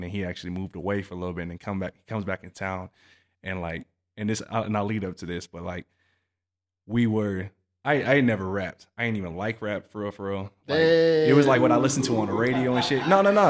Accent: Harker Heights, Texas, United States; also born or lived in Southern California; he went to Fort Hood, you know, Killeen area. I grew up in Harker Heights.

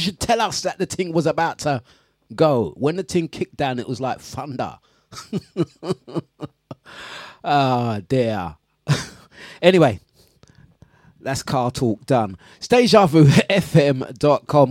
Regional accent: London, United Kingdom; That's my hometown where I grew up

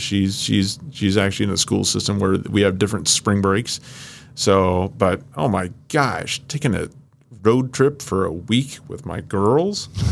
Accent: Iowa, United States; moved away as an adult; also born or lived in Chicago; I grew up in Iowa.

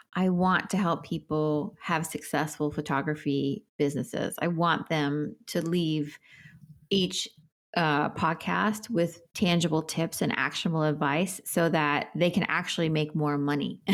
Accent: New York City, New York, United States; I am a New Yorker. I grew up in New York

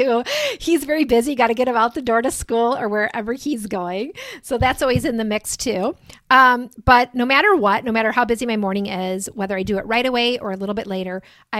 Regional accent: Cedarburg, Wisconsin, United States; moved away as an adult; I am located in a little town called Cedarburg, Wisconsin. It's about 2 hours north of Chicago, and we're on Central Time in Wisconsin here

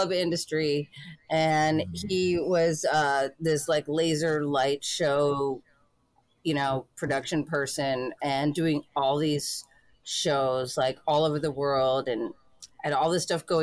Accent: United States; I'm from the United States and I've never been out of the country.

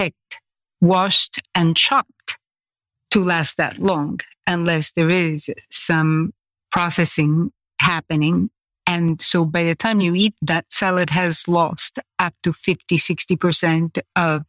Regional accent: Sicily, Italy; moved away; growing up in Sicily, no one ate anything that came from any boxes

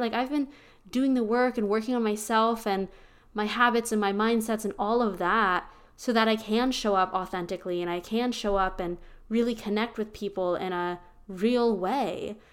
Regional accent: small town Pennsylvania, United States; now in Austin, United States; I am from small town Pennsylvania

